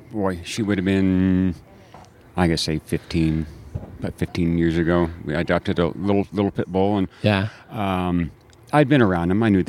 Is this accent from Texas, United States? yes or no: no; Bellflower, California, United States; also born or lived in Downey; I was born in Downey, lived in Bellflower.